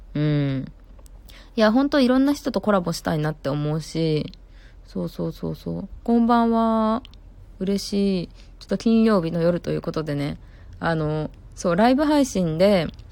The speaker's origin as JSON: {"language": "Japanese", "region": "Kansai", "country": "Japan", "accent": "Kansai-ben", "said": "私も関西弁なんで"}